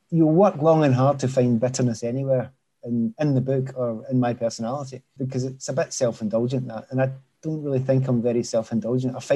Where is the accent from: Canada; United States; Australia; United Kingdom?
United Kingdom; Scotland; Scotland, I am Scottish and I want